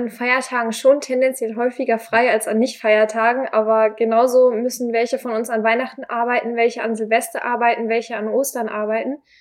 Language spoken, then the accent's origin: German; Glinde, Schleswig-Holstein, Germany